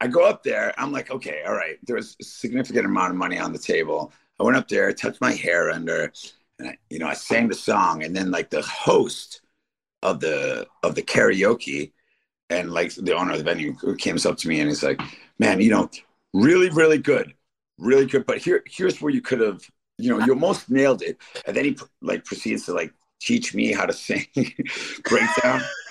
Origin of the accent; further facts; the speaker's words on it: Detroit, Michigan, United States; moved away; also born or lived in Royal Oak, Michigan; I'm from Detroit. At least, you know, a big chunk of my life is from Detroit. And when I was a young teenager, I used to go to this place. I lived in Royal Oak